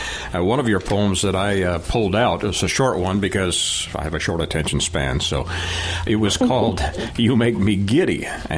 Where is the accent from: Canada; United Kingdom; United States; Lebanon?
Canada; I grew up in the North, so I'm a Canadian. And in the town that I lived in, one of my best friends happened to be a young man of color. And there was only one family in that town of 60,000.